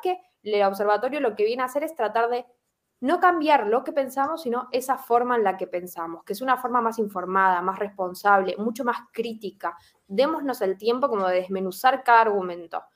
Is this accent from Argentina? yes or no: yes; Argentina; soy argentina